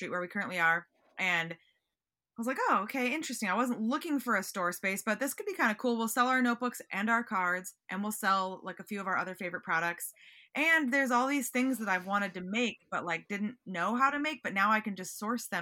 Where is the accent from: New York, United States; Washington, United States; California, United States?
Washington, United States; Seattle; now in Los Angeles, United States; I'm from Seattle